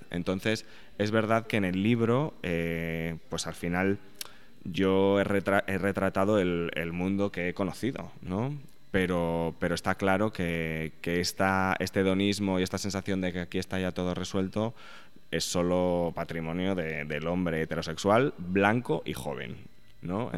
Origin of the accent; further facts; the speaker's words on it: Spain; moved away as an adult; now in New York, United States